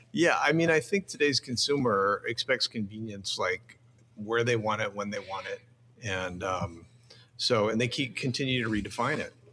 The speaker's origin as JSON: {"language": "English", "town": "Phoenix", "region": "Arizona", "country": "United States", "tie": "born or raised there", "said": "I grew up in Phoenix."}